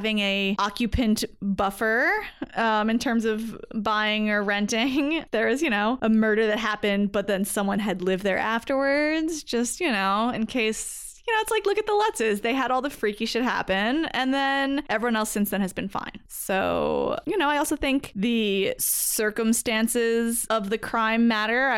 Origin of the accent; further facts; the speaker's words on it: Belmar, New Jersey, United States; moved away; also born or lived in St. Louis / Cincinnati; where I grew up in Belmar, New Jersey